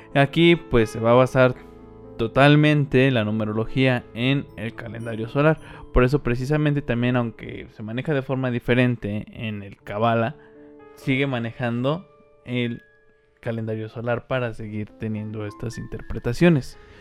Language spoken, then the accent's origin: Spanish; Mexico; Somos mexicanos